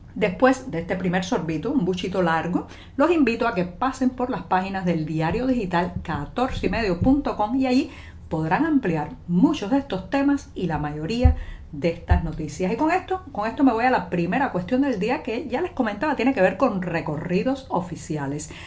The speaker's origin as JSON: {"language": "Spanish", "country": "Cuba", "said": "cubana, periodista, ciudadana"}